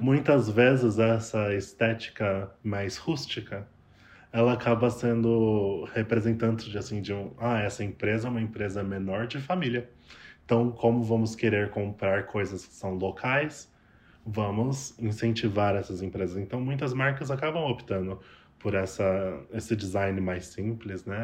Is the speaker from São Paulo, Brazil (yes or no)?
yes; São Paulo, Brazil; moved away as an adult; also born or lived in Toronto, Canada; now in Vancouver, Canada; sou de São Paulo